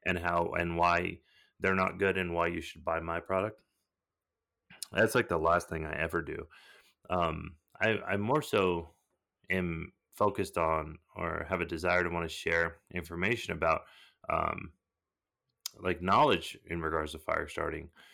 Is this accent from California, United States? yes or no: yes; Southern California, United States; I was born in Southern California